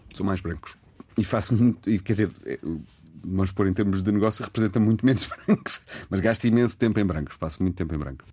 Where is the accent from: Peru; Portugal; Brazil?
Portugal; Lisbon; Eu nasci em Lisboa, os meus pais são, são dos Açores e, e do Alentejo